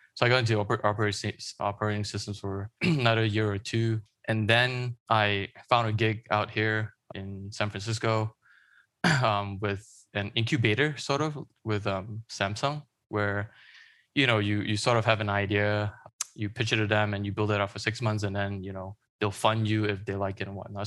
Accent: Malaysia; moved away; I grew up in Malaysia

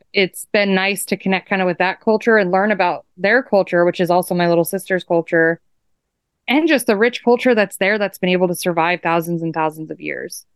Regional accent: Fairbanks, Alaska, United States; moved away as an adult; now in Point Hope, United States; I was born and raised in Fairbanks, Alaska, which is interior Alaska

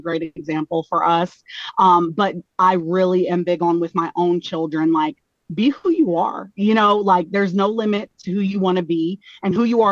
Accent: Bullard, Texas, United States; moved away as an adult; now in East Coast, United States; I'm originally from a small town in Texas, Bullard, Texas

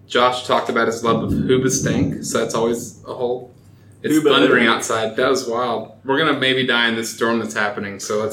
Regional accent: Texas, United States; I am from Texas

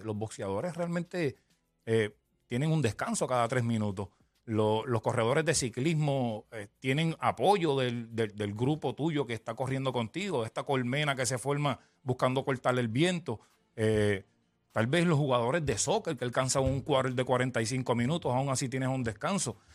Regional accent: Ponce, Puerto Rico; Yo soy de Ponce

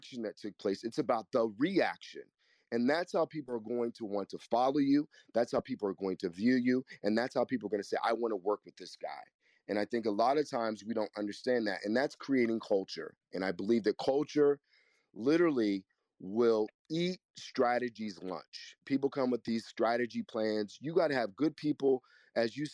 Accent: Kansas, United States; moved away; also born or lived in New York City; I'm from the Midwest, too. I'm from the most middle place that you can be. I'm from Kansas, and I lived in New York City for 30 years

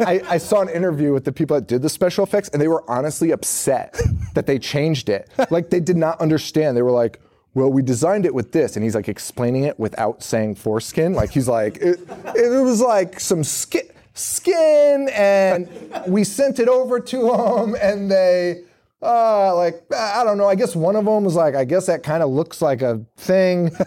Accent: Connecticut, United States; we got Boston local stations in Connecticut, we're from Connecticut

